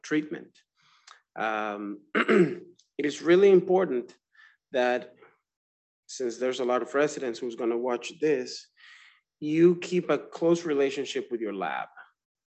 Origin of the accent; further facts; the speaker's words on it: Dominican Republic; moved away as an adult; also born or lived in Florida, United States; now in Georgia, United States; I'm from the Dominican Republic